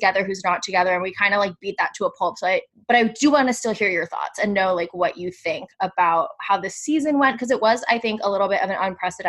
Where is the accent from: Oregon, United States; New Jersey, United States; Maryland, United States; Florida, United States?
New Jersey, United States; I'm also from New Jersey.